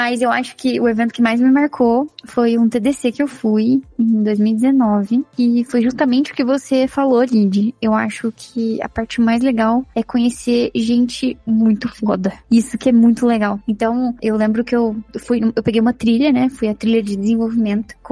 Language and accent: Portuguese; Guaxupé, Minas Gerais, Brazil; Eu também sou mineira.